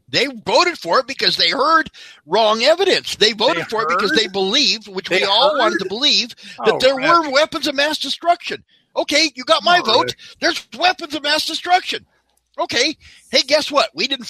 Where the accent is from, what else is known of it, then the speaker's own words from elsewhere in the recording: Colorado, United States; PPIR opened up in Colorado 25 miles away from my hometown